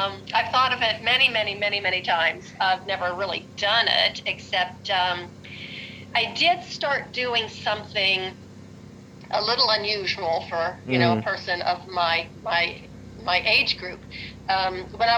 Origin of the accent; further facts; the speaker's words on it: Western Pennsylvania, United States; moved away; I'm originally from Pennsylvania, Western Pennsylvania, and I learned how to ski when I was 9 years old.